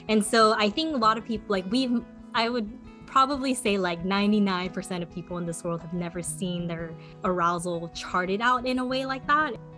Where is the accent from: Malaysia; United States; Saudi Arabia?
United States; California; also born or lived in South Korea; I was born in California